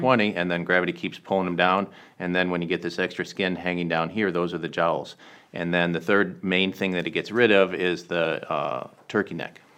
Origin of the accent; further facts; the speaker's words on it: Michigan, United States; moved away as an adult; also born or lived in Washington, D.C.; now in Southern California, United States; I grew up in Michigan